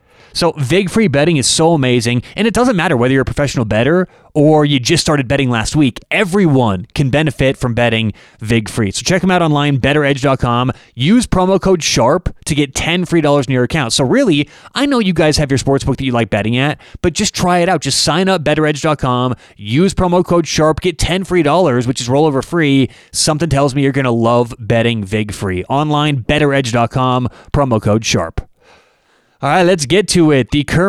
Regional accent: Denver, Colorado, United States; And I'm from Denver.

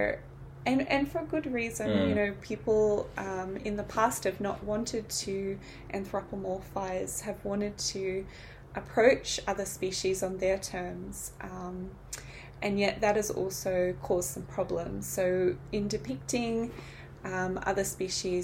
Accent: New Zealand; I'm from New Zealand

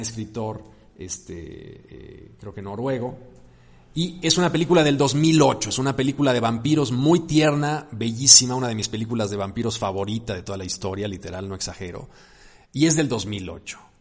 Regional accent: Mexico; los mexicanos

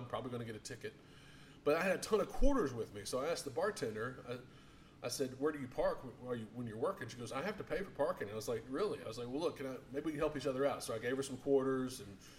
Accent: the South, United States; I'm from the South

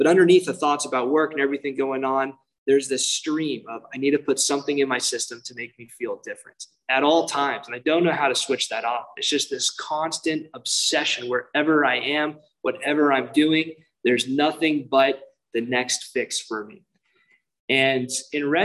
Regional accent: Irvine, California, United States; I grew up in Irvine, which is very safe neighborhood.

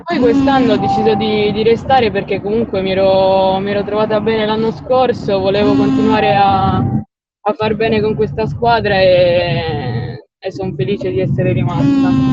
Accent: Alghero, Sardinia, Italy; moved away as an adult; now in Rome, Italy; io sono son sarda, vengo da Alghero

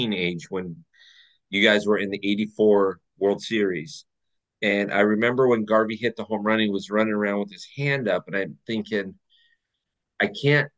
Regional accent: Southern California, United States; growing up in Southern California

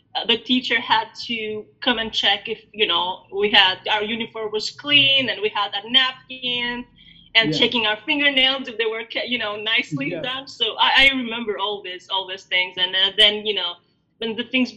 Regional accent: Albania; also born or lived in Greece; now in United States; I was born in Albania, so I'm Albanian. Now I live in the States

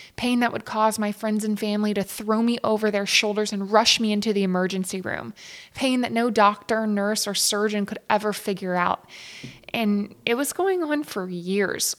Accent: East Texas, United States; growing up in East Texas.

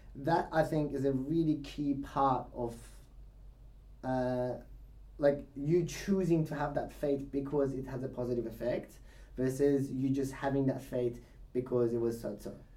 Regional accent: Iran; moved away; I was born in Iran. Yeah. So being born in Iran, you're in the middle of the religion

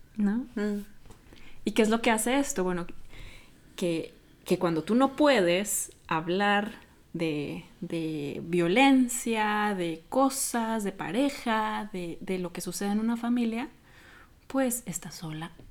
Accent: Mexico; soy de México

